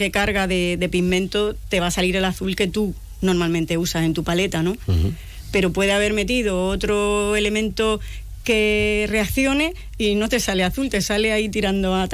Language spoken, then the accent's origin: Spanish; Cartagena, Region of Murcia, Spain; moved away as an adult; now in Seville, Spain; vivo en Sevilla, soy de Cartagena. pero bueno, llevo aquí ya.